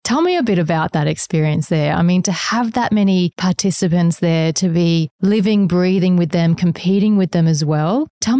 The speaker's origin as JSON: {"language": "English", "region": "Queensland", "country": "Australia", "tie": "born or raised there", "said": "the Queensland upbringing"}